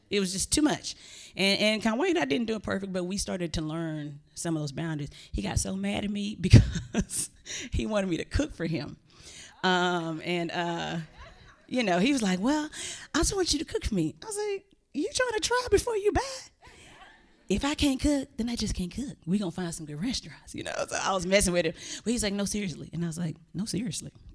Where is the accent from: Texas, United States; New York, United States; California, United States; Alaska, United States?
Texas, United States; I'm from Texas